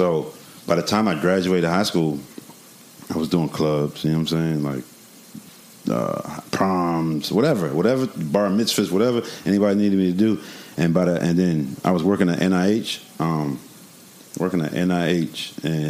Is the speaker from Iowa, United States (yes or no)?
no; New York City, New York, United States; I was born in New York, Queens, Flushing